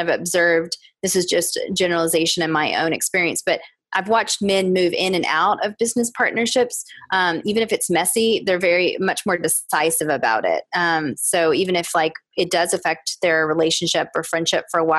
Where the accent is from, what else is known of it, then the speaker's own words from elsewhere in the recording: the South, United States; growing up in the South